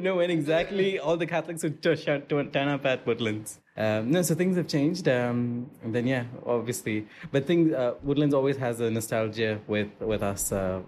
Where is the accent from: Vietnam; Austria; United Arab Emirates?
United Arab Emirates; Dubai; also born or lived in Al Qusais, Dubai / Al Garhoud, Dubai; I'm a Karama boy, so I grew up in Karama. Yeah. So when we were Karama residents, we used to come here quite often. Yeah. Then we moved to Gisez.